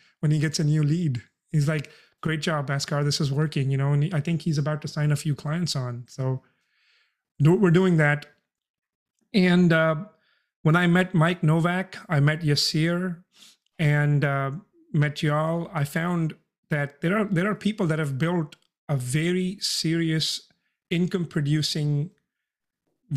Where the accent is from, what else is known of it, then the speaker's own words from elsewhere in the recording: India; moved away as an adult; now in San Antonio, United States; I'm an immigrant. I came from India when I turned 18